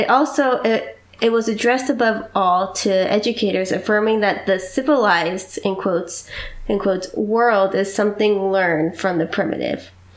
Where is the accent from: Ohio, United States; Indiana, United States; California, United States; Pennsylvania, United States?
Pennsylvania, United States; Doylestown; graduated in 1918 from Doylestown High School. That is my hometown.